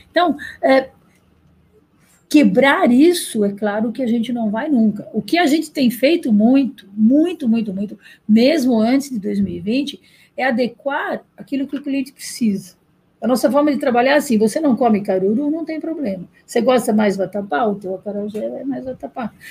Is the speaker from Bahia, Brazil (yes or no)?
yes; Salvador, Bahia, Brazil; Eu sou de Salvador, que eu quero fazer uma.